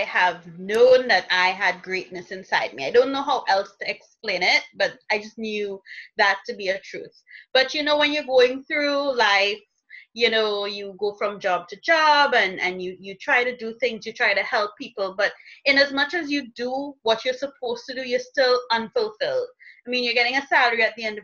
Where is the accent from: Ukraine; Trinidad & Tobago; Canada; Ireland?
Trinidad & Tobago; I am from Trinidad and Tobago